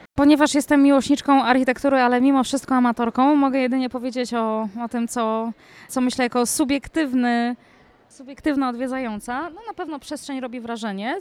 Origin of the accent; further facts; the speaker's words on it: Poland; jestem, jestem Polką